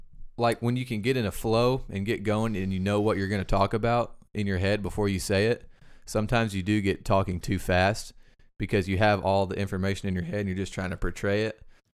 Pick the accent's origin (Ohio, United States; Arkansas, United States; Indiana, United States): Arkansas, United States; Damascus; now in Conway, United States; I grew up in Damascus, Arkansas, went to Southside B Branch High School my whole life. Moved to Conway when I was 18